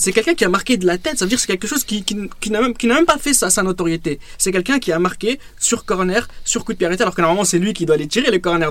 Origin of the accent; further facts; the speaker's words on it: France; nous, en tant que Français